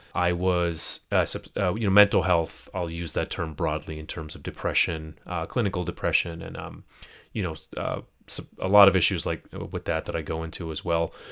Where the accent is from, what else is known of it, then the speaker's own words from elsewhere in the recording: United States; as a Pakistani, as a Muslim, as an American, first generation